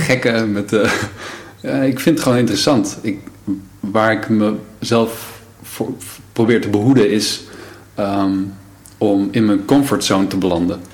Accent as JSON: {"language": "Dutch", "town": "Brummen", "region": "Gelderland", "country": "Netherlands", "tie": "born or raised there", "also_born_or_lived": "Emmeloord / Lelystad", "moved": "as an adult", "said": "daarna zijn we verhuisd naar Brummen. Brummen ligt bij Apeldoorn."}